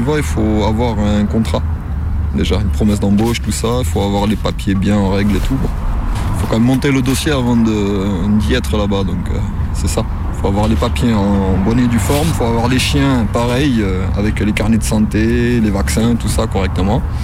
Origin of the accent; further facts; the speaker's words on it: Perpignan, Occitania, France; now in Lyon, France; Je suis né à j'ai grandi à Perpignan